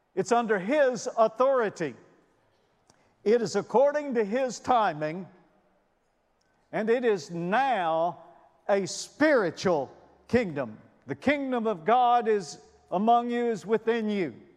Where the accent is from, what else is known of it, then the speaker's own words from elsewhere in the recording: Alabama, United States; moved away; I grew up in Alabama